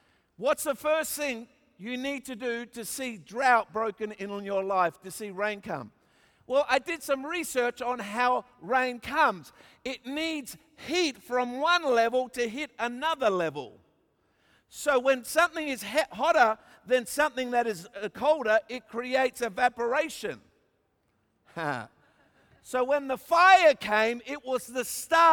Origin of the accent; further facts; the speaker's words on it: Australia; I'm an Australian